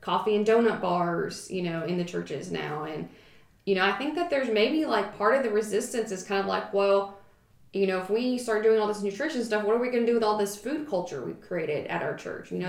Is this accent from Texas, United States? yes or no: yes; Texas, United States; also born or lived in Arkansas; I grew up in Texas and Arkansas, so growing up in like Southern churches